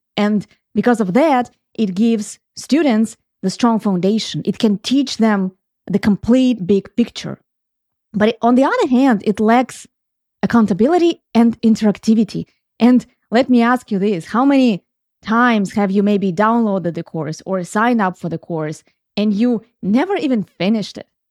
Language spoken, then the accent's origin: English; Ukraine; moved away; When I grew up, and I grew up in Ukraine